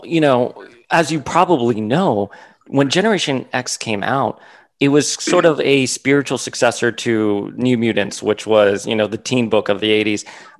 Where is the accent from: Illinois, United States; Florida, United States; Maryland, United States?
Florida, United States; Miami; first language Spanish; English is a second language; Soy cubano. I grew up, my abuela had a casita on Calle Ocho down in Miami. I grew up in Miami.